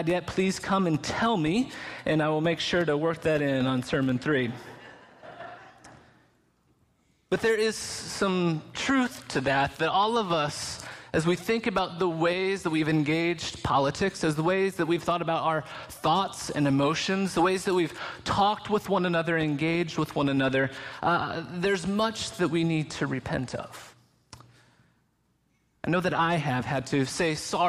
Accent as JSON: {"language": "English", "town": "Lynchburg", "region": "Virginia", "country": "United States", "tie": "born or raised there", "also_born_or_lived": "Canada", "said": "I was born in May of 1979 in Lynchburg, Virginia, while my parents were both students at Liberty University."}